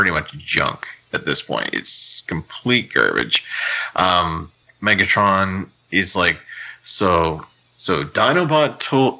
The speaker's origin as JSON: {"language": "English", "country": "Canada", "said": "I'm from Canada."}